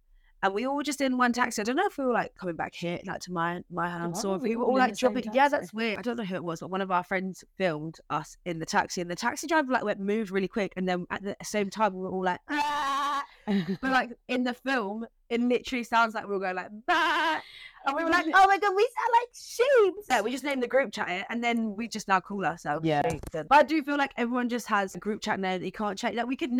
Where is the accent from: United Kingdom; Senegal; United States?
United Kingdom; Brighton, South East England; we're from Brighton